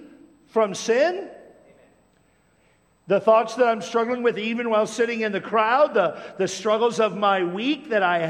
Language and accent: English; Tacoma, Washington, United States; when I was a kid growing up in Tacoma, Washington